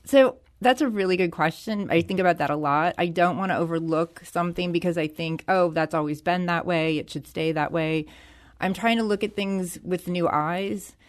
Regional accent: St. Louis, Missouri, United States; I was born and raised in Skinker de Bolivar.

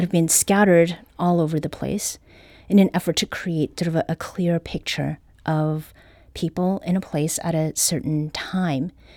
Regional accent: Canada; now in Saint Louis, United States; I was born and raised in Canada

